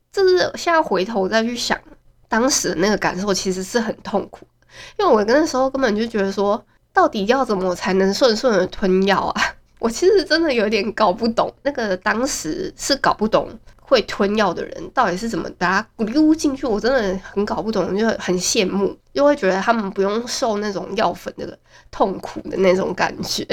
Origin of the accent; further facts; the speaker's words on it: Hualien, Hualien County, Taiwan; 真的觉得花莲是一个很小的一个城市，所以我觉得没有必要直接说我是花莲的